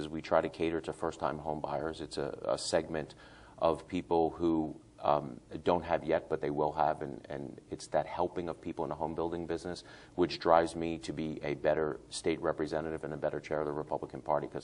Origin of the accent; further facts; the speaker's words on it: New York City, New York, United States; moved away as an adult; now in Hernando County, United States; We grew up relatively poor in New York City, lived in a town, Howard Beach